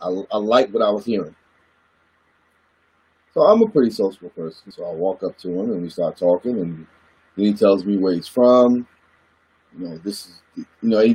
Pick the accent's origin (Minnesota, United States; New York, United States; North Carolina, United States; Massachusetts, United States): North Carolina, United States; Goldsboro; moved away; also born or lived in Washington, D.C.; Growing up in North Carolina, I'm a country boy from Goldsboro, North Carolina